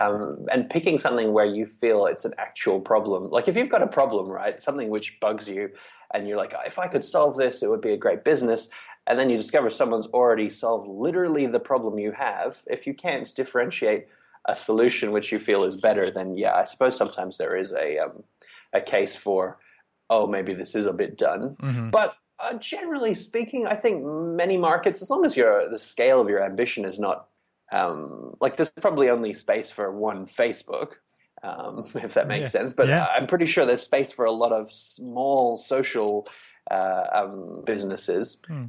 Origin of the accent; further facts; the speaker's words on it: Papua New Guinea; I'm the lousiest Australian, too. My accent's all wrong. I actually grew up in Papua New Guinea, where I went to an international school. But I do have an Australian passport, so I am.